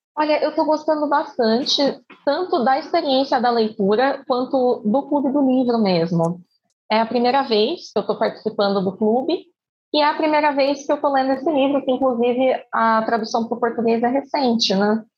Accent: Campinas, São Paulo, Brazil; sou de Campinas, interior de São Paulo

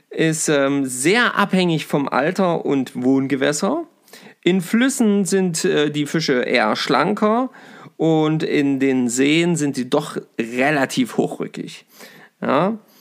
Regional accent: Saxony-Anhalt, Germany; hier bei uns in Sachsen-Anhalt

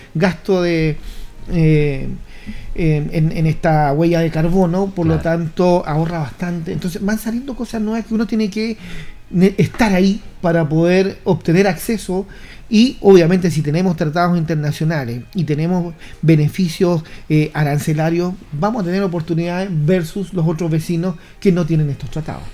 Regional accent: Chile; Somos Chile

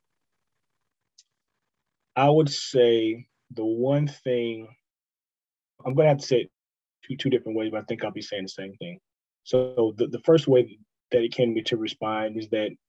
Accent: Houston, Texas, United States; also born or lived in Greenville, South Carolina; I grew up in Houston

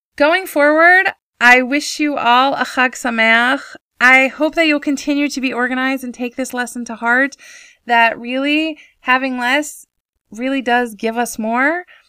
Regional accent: United States; moved away as an adult; now in Israel; growing up in America

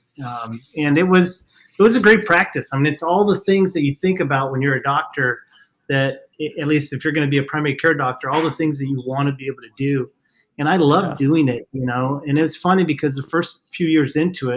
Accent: Fort Stockton, Texas, United States; moved away as an adult; also born or lived in Sonoma County, California; now in Sacramento, United States; went back home to my hometown after I got done with residency, which is a small town in West Texas called Fort Stockton

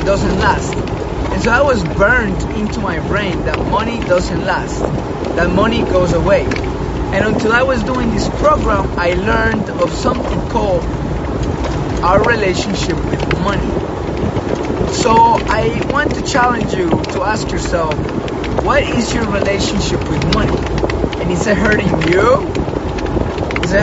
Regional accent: Colombia; now in Hawaii, United States; I grew up in Colombia, pretty tough situation when we were growing up

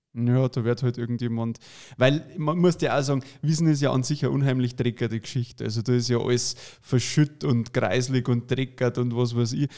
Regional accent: Ebersberg, Bavaria, Germany; ich bin ja gebürtiger Ebersberger

